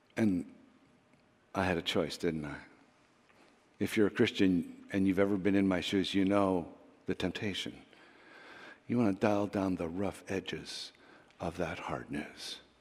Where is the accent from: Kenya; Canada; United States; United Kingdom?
Canada; We're too Canadian.